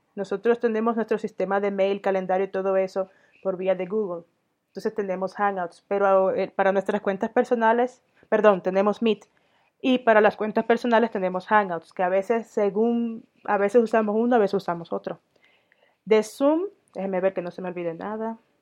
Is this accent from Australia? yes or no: no; Dominican Republic; moved away as an adult; also born or lived in Sweden / Denmark / Catalonia, Spain; now in Mexico; yo soy dominicana de origen, tengo doble nacionalidad dominicana sueca